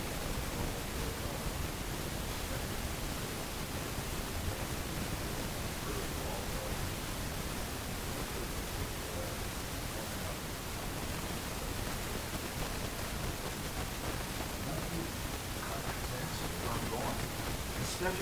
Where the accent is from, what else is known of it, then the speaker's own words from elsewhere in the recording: New York, United States; moved away; When I was a kid, growing up in New York